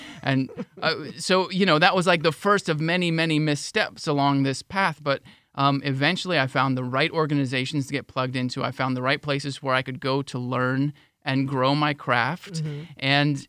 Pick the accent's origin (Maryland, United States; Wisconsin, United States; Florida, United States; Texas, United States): Florida, United States; I came from a small town. I came from Highlands County, small town in Highlands County.